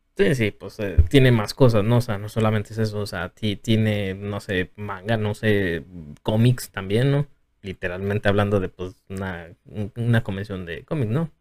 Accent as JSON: {"language": "Spanish", "town": "Tepic", "region": "Nayarit", "country": "Mexico", "said": "yo también soy de Tepic"}